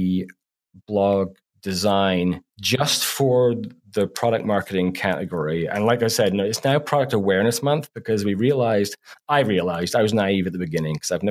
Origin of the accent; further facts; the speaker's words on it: Canada; us being Canadian that we're apologetic in our content